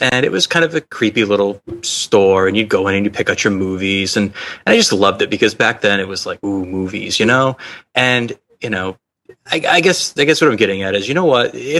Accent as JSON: {"language": "English", "town": "Kennebunk", "region": "Maine", "country": "United States", "tie": "born or raised there", "said": "in my hometown of Kennebunk, Maine"}